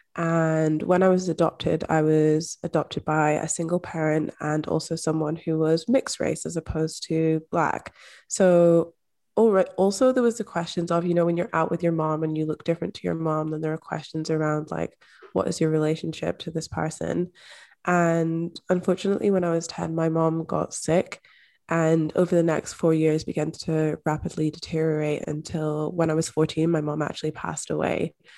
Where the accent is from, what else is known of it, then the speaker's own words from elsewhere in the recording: Scotland, United Kingdom; I'm also from Scotland. I grew up in Scotland